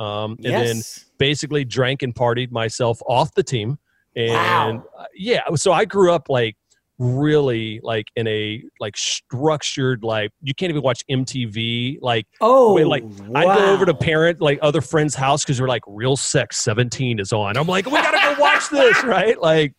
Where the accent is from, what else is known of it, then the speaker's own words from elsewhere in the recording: Baton Rouge, Louisiana, United States; I'm from Baton Rouge. Everybody in my family went to LSU.